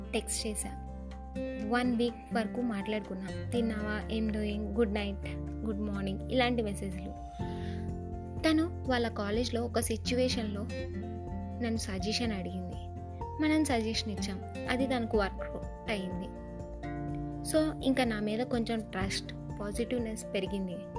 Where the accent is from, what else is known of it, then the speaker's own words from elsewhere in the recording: Visakhapatnam, Andhra Pradesh, India; నేను మా ఊరు వచ్చేసా వైజాగ్కి